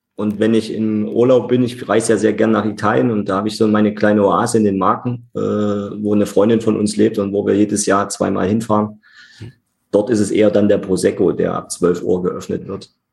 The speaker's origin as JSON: {"language": "German", "town": "Leipzig", "region": "Saxony", "country": "Germany", "tie": "born or raised there", "said": "ich bin in Leipzig geboren und auch nicht wieder äh, weggezogen, sondern hier geblieben und äh, ja, bin gebürtiger und Wunsch-Leipziger"}